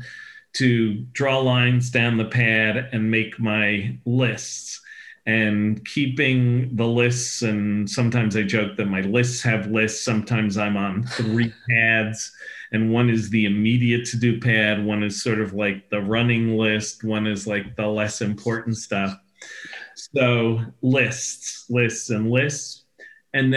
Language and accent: English; New York City, New York, United States; Growing up as a New Yorker